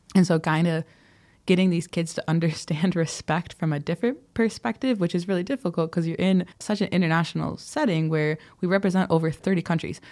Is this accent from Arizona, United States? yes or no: no; Wisconsin, United States; moved away as an adult; also born or lived in California / Ghana; now in Addis Ababa, Ethiopia; things that I grew up with in Wisconsin